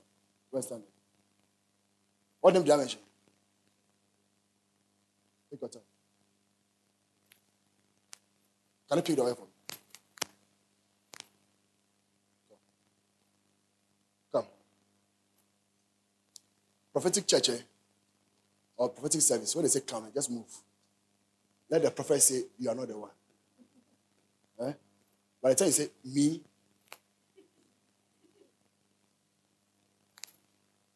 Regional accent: Ghana; I'm a Ghanaian.

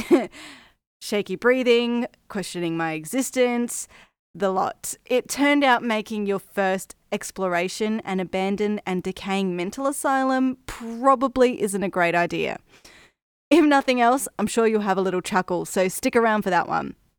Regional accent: Brisbane, Queensland, Australia; If you can't tell by the accent, I'm from Australia, the city of Brisbane in Queensland to be specific.

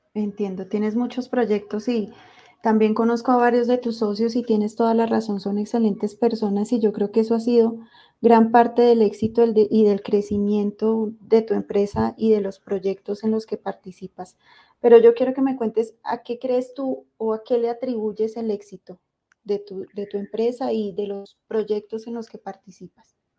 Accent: Colombia; los que somos de Colombia

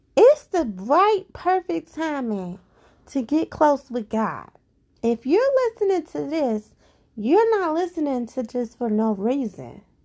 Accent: Cincinnati, Ohio, United States; I'm from Cincinnati, Ohio. I live here

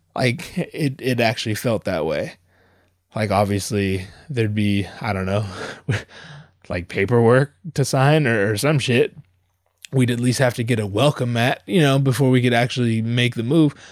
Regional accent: Southern California, United States; also born or lived in Anaheim; I come from Southern California.

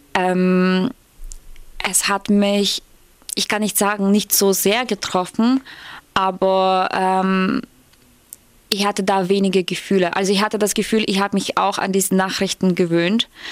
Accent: Ukraine; German is a second language; moved away as an adult; now in Germany; sage ich aus der Ukraine

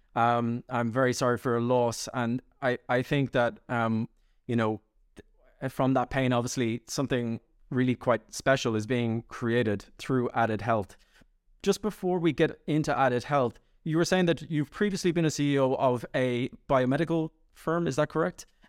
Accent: Ireland; I'm Irish

